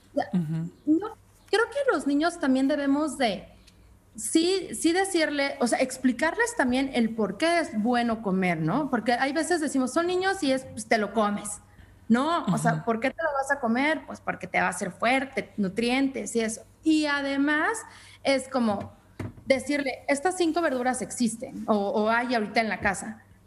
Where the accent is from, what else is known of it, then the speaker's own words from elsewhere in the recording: Mexico; como mexicanos y como latinos